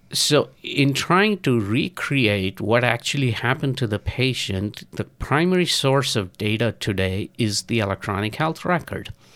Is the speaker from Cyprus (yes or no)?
no; India; moved away; I'm originally from India and I go back to India on a regular basis